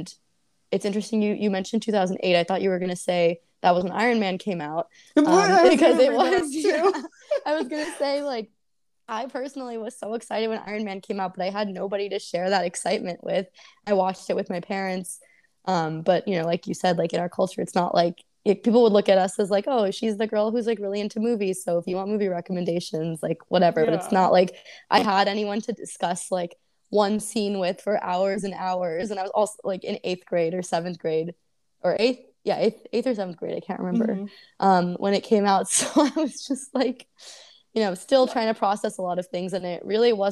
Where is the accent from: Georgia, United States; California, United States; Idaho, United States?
California, United States; Oakland; I grew up in Oakland